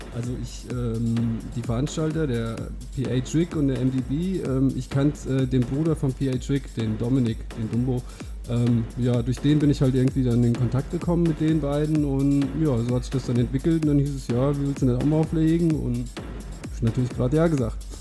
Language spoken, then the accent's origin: German; Hintermeilingen, Hesse, Germany; ich bin 32, komme aus Hintermeilingen, das ist in der Nähe von Limburg.